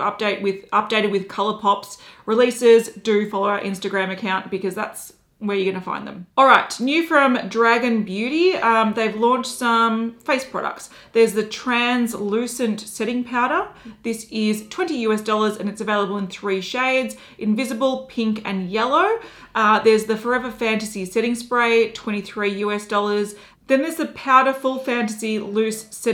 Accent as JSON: {"language": "English", "country": "Australia", "said": "We're Australian"}